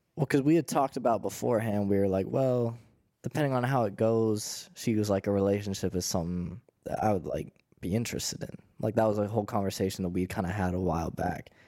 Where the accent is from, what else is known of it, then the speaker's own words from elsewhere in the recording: Pittsburgh, Pennsylvania, United States; I'm from Pittsburgh